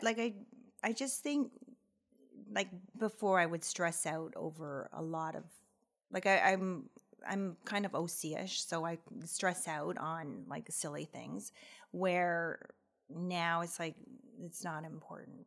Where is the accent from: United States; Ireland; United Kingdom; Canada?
Canada; Aurora, Ontario; I grew up in Aurora, and I still live there